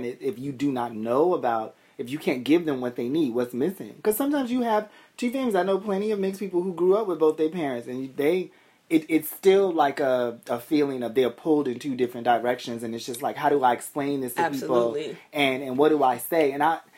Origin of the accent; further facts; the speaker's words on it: Boston, Massachusetts, United States; I grew up in Boston. So my experience is very much Boston